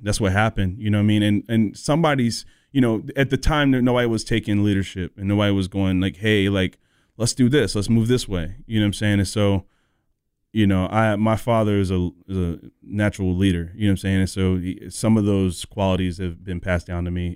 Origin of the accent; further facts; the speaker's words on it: North Carolina, United States; also born or lived in Southern California; I moved here when I was eleven, so I'm from the South